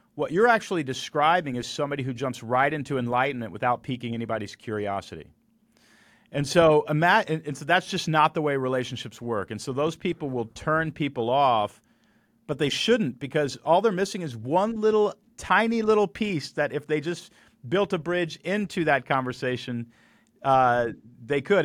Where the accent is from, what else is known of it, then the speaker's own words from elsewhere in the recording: Texas, United States; I grew up in Texas